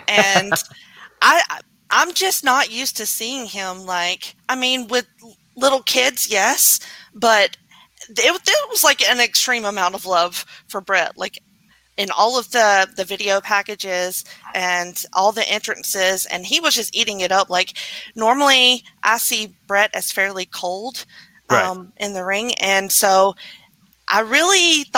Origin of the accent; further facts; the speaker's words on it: United States; me being an American